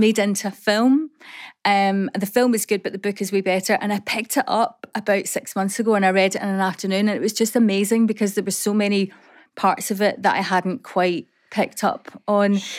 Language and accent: English; Coatbridge, Scotland, United Kingdom; I grew up in Coatbridge